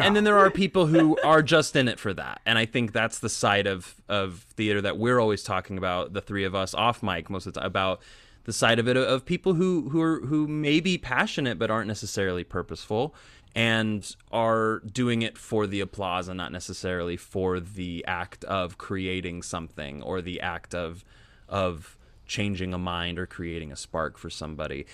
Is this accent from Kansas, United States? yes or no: yes; near the Westboro Baptist Church, Kansas, United States; I grew up near the Westboro Baptist Church